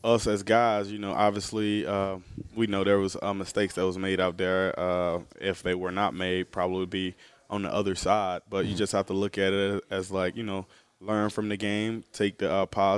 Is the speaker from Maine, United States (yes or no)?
no; Georgia, United States; growing up in Georgia